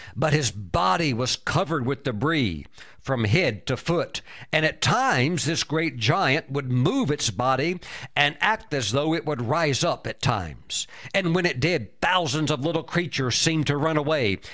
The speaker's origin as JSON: {"language": "English", "country": "United States", "said": "I'm a world traveler, but I'm, I'm an American, and I'm very honored to be an American"}